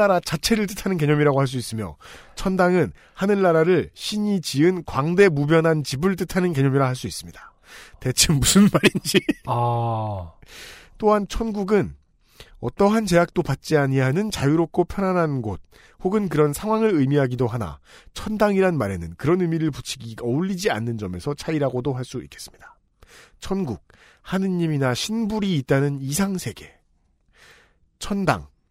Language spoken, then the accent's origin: Korean; Seoul, South Korea; 제가 얼마나 촌놈이냐면 그 서울에 살다가 음. 고등학교 2학년 때